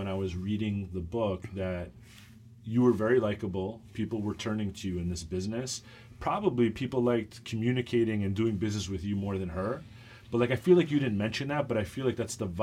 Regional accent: Long Island, New York, United States; I grew up in Long Island

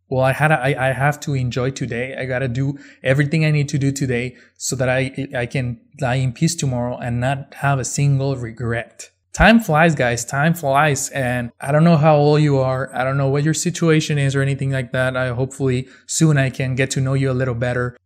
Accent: Ciudad Juarez, Chihuahua, Mexico; moved away as an adult; now in El Paso, United States; I was born and raised in Mexico, in Ciudad Juarez, right across from El Paso, Texas

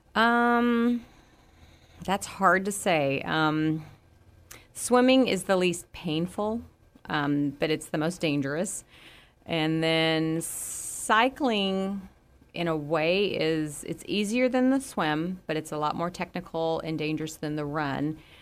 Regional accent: Florida, United States; moved away; I grew up with gators in Florida

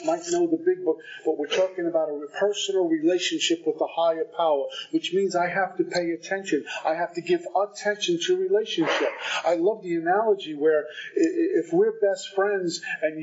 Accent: Brooklyn, New York, United States; you can tell I'm from Brooklyn

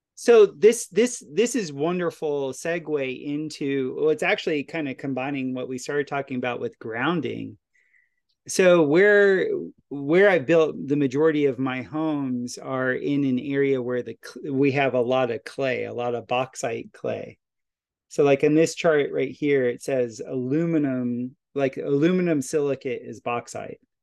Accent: Florida, United States; now in Ozarks, United States; where I grew up in Florida

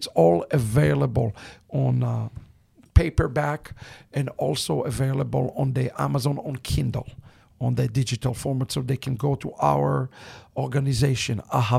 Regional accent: Israel; English is a second language; moved away; We were all tzabarim, which means native born and raised in Israel.

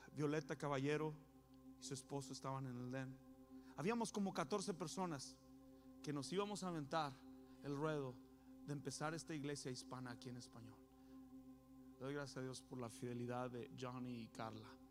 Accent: Coahuila, Mexico; now in San Antonio, United States; yo soy de Coahuila

